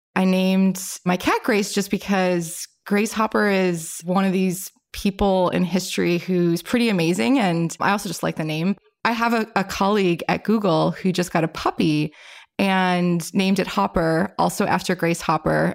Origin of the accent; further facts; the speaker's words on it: Illinois, United States; I'm from Illinois, and our university had a really good engineering program